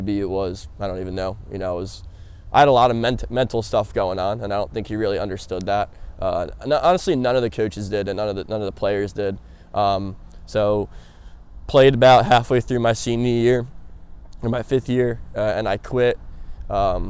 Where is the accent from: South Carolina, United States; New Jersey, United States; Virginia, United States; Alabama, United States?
New Jersey, United States; born and raised in Jersey